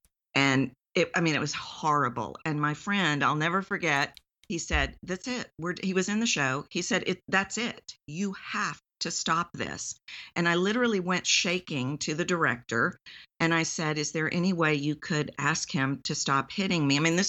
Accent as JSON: {"language": "English", "region": "Texas", "country": "United States", "accent": "Texan", "said": "I'm from Texas, why do I sound Texan?"}